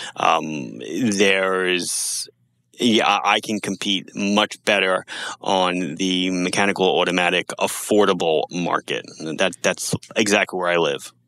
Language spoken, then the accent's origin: English; United States; as Americans